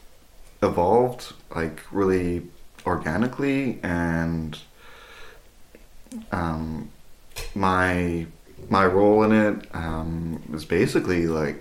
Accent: Alert Bay, British Columbia, Canada; I come from Alert Bay.

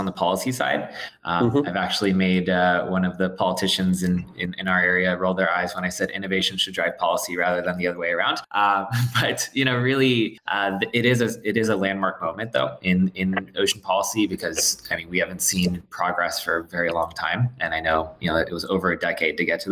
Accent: South Florida, United States; I'm from South Florida originally

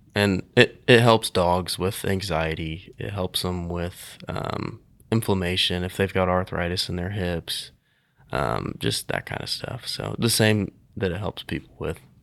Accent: Nickerson, Kansas, United States; also born or lived in Hutchinson, Kansas; I am from Nickerson, Kansas, actually. Been m, the Hutch area my whole life

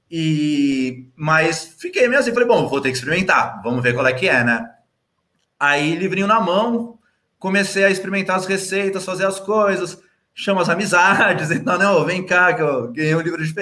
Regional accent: São Paulo, Brazil; eu nasci ali no Santa Catarina e aí morei em Interlagos, depois no Capão Redondo pelo resto da vida

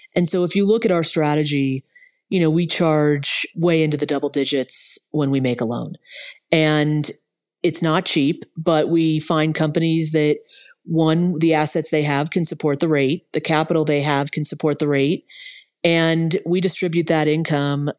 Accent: Los Angeles, California, United States; I grew up in West Los Angeles

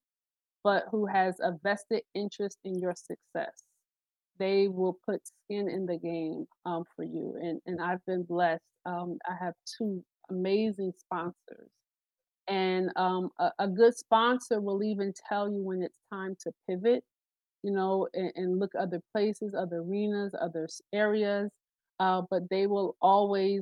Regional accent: New Jersey, United States; I'm from Jersey.

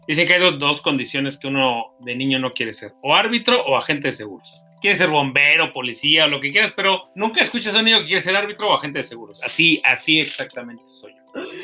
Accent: Mexico City, Mexico; nací, crecí en Iztapalapa, en las orillas de Iztapalapa, muy pegadito a los Reyes La Paz

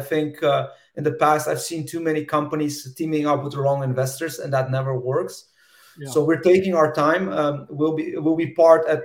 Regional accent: Russia; moved away; I'm originally from Soviet Union, from Russia

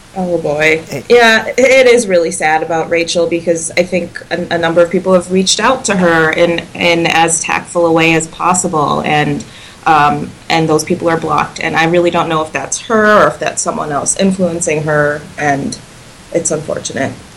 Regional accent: Wisconsin, United States; I'm from Wisconsin

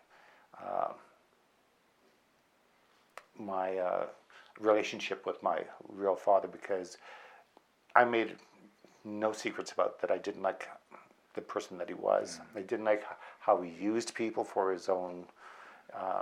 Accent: outside of Vancouver, British Columbia, Canada; born or raised there; also born or lived in Medicine Hat, Alberta

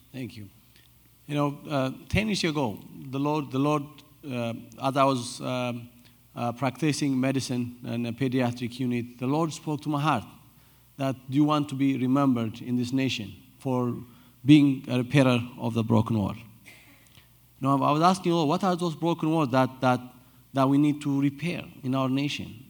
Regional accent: Addis Ababa, Ethiopia; I was born and raised in Addis Ababa, the capital city

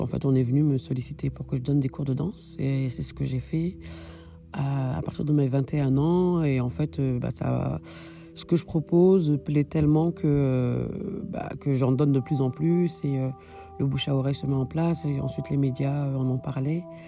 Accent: France; moved away as an adult; now in Berlin, Germany; Je suis française d'origine malienne et je vis à Berlin actuellement

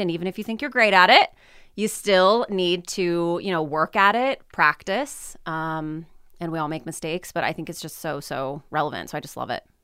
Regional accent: California City, California, United States; moved away as an adult; also born or lived in Humboldt State University, Northern California; They still live in my, uh, you know, the town, the home that I grew up in. My husband is also from California City.

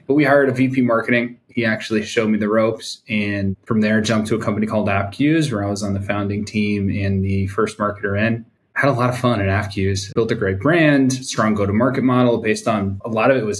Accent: East Coast, United States; also born or lived in New York City; now in San Diego, United States; I'm from the East Coast, living in North County, San Diego now

